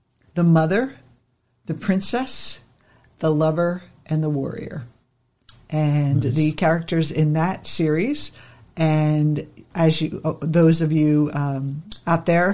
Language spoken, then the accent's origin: English; New Jersey, United States; growing up in New Jersey